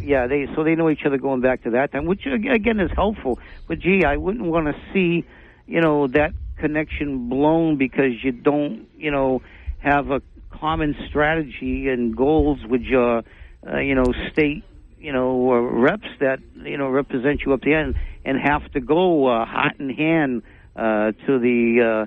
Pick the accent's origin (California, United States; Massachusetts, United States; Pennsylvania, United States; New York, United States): Massachusetts, United States; New Bedford; we're all from New Bedford. We're all New Bedfordites